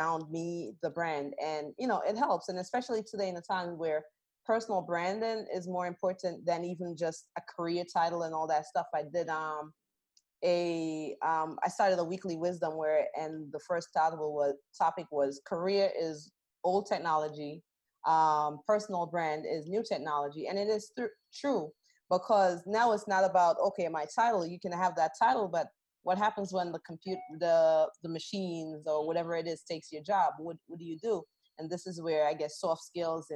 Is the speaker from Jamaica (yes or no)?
yes; Jamaica; I'm from Jamaica